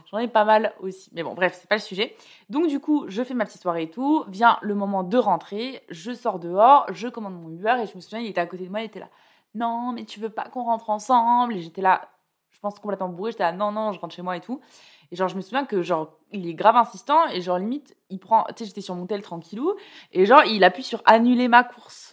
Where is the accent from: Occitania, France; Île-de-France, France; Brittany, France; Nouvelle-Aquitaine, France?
Nouvelle-Aquitaine, France; Bordeaux; moved away as an adult; also born or lived in Toulouse; now in Paris, France; moi je viens de, enfin j'ai grandi à Bordeaux et j'ai fait mes études à Toulouse